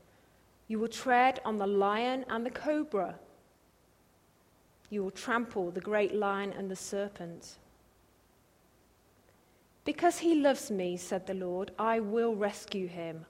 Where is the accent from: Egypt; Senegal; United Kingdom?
United Kingdom; England; accent: English; moved away as an adult; also born or lived in Cambridge; We moved here from England, and yeah, I'm really sorry you've got another English accent to listen to.